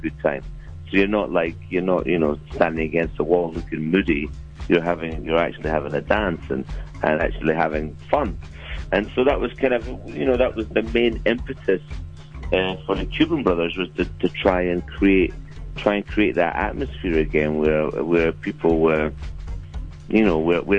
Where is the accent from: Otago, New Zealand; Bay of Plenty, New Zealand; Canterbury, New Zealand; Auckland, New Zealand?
Otago, New Zealand; Dunedin; moved away; also born or lived in United Kingdom; I grew up in Dunedin